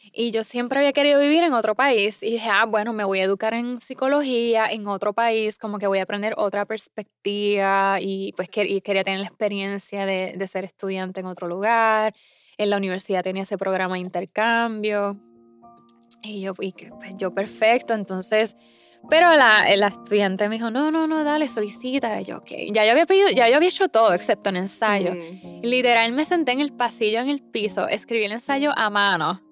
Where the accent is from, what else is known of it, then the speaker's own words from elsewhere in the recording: Isabela, Puerto Rico; moved away as an adult; also born or lived in San Juan, Puerto Rico / Iowa, United States; now in Massachusetts, United States; yo nací en el área oeste de, Puerto Rico, o sea, Isabela. Eh, yo crecí bailando y cantando.